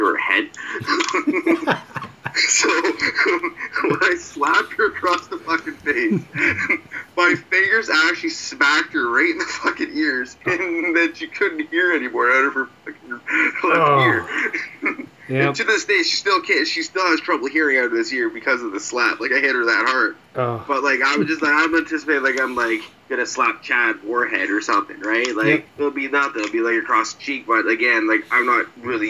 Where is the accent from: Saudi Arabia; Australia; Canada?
Canada; I'm Canadian